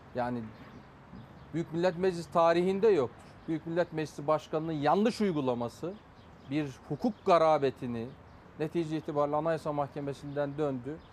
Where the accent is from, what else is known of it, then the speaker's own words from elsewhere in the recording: Afyonkarahisar, Turkey; bir Afyonlu olarak, Afyon milletvekili olarak